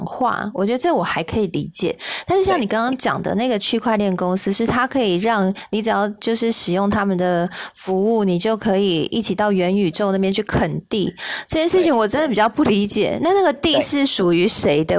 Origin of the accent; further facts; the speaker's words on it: Kaohsiung, Taiwan; 我自己是男子的小朋友啦哈，我是小，应该说我是男子出生的小孩。那其实炼油厂也在我的老家附近